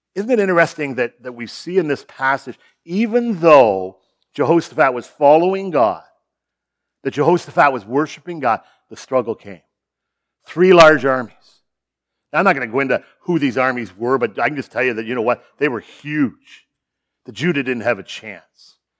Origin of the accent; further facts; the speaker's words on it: Sarnia, Ontario, Canada; also born or lived in Chicago; born and raised in Sarnia, just down the road